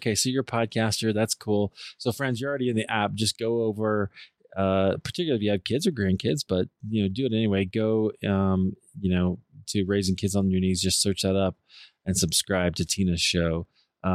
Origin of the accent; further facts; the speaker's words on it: Midwest, United States; as a Midwesterner